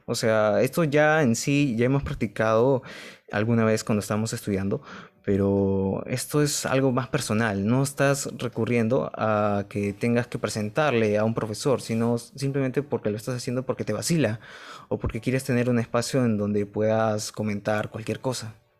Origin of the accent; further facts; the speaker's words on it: Lima, Peru; Somos de Lima, Perú